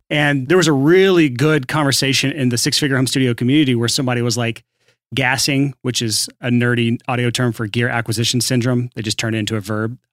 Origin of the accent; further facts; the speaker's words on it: the South, United States; I'm from the South